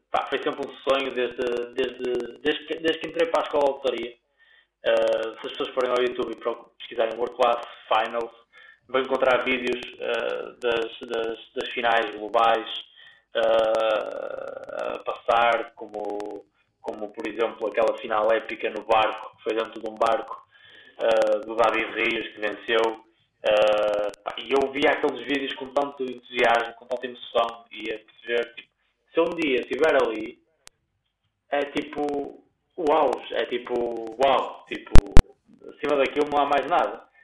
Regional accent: Guimarães, Braga, Portugal; now in Porto, Portugal; na minha cidade natal, em Guimarães.

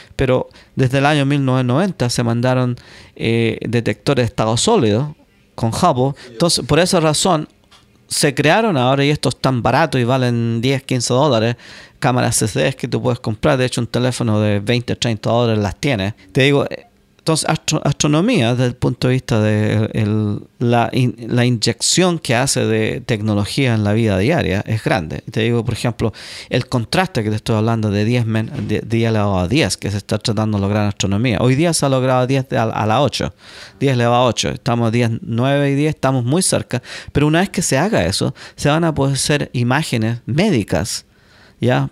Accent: Chile; moved away as an adult; now in United States; yo soy el único chileno que ha llegado ya

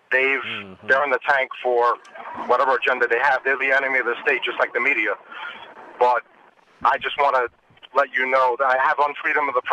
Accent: New York City, New York, United States; moved away as an adult; now in Charlotte, United States; I grew up in the Bronx, New York, in New York City. I moved to Charlotte, North Carolina, because of a job opportunity, and I wanted to be free get out of the communist New York City.

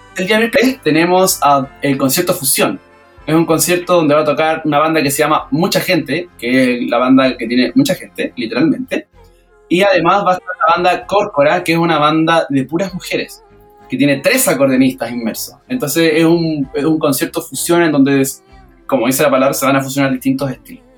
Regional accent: Quilpué, Valparaíso, Chile; moved away; also born or lived in Peña Blanca / La Ligua / Santiago; yo, nací en Quilpué, viví en Peña Blanca, mis abuelos son de Villa Alemana, y, lo más curioso es que yo viví en la Ligua

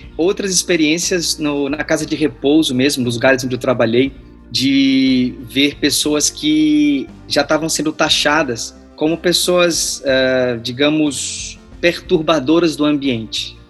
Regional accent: Natal, Rio Grande do Norte, Brazil; moved away as an adult; now in São Paulo, Brazil; Eu sou de Natal, né? Eu me formei lá e moro aqui em São Paulo há 12 anos.

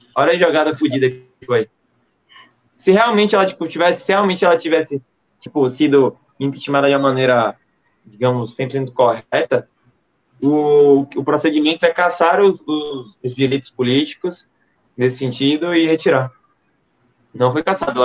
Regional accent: Brazil; nós somos do Brasil

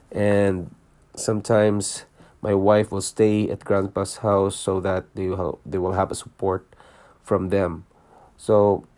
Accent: Philippines; moved away as an adult; also born or lived in Singapore; now in Canada; I was born in Philippines. I'm a Filipino and I worked in Singapore for 5 years, leaving my family behind in Philippines. And then we decided to immigrate to Canada and became a Canadian citizen.

